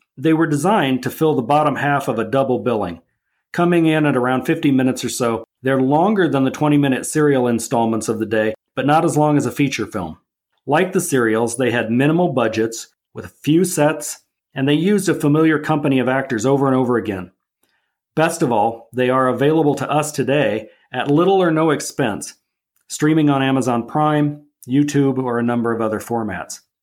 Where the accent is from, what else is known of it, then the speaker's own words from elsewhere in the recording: Nebraska, United States; growing up in Nebraska